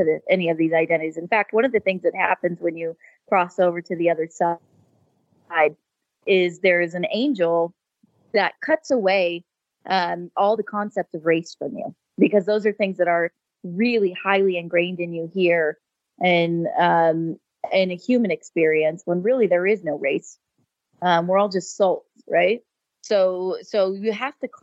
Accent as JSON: {"language": "English", "region": "California", "country": "United States", "tie": "born or raised there", "said": "I was raised in California and spent most of my life in the Silicon Valley"}